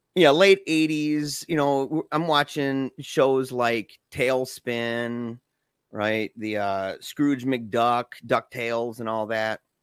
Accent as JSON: {"language": "English", "town": "Battle Creek", "region": "Michigan", "country": "United States", "said": "'cause we're both from Battle Creek"}